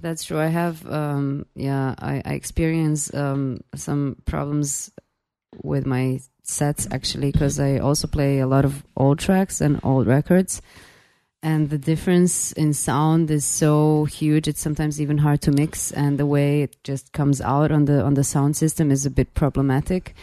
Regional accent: Belgrade, Serbia; I'm from Belgrade, Serbia

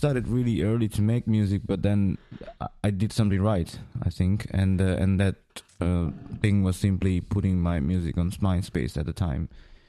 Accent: Milan, Lombardy, Italy; English is a second language; also born or lived in Greece; Well, I was born in Greece, and then suddenly after 4 years and a half, I moved to Italy, and then I grew up there in Milano.

